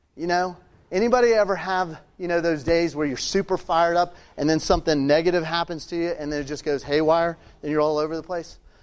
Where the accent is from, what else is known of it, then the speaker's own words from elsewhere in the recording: Richmond, Virginia, United States; I'm from Richmond, Virginia